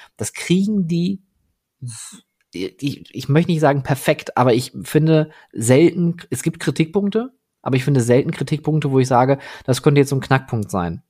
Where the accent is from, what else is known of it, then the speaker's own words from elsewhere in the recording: Oberhausen, North Rhine-Westphalia, Germany; ich bin ja am, am Rande von Oberhausen groß geworden, direkt an der Stadtgrenze zu Duisburg